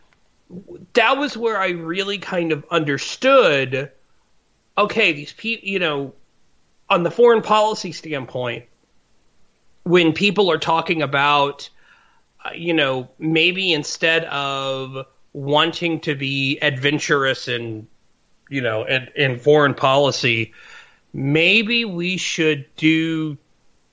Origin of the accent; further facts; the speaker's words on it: Texas, United States; I grew up in Texas